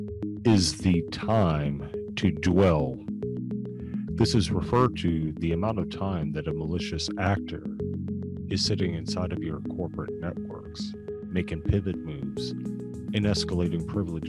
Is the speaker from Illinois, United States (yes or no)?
no; Austin, Texas, United States; also born or lived in San Antonio / New Braunfels; now in Houston, United States; I'm a Texan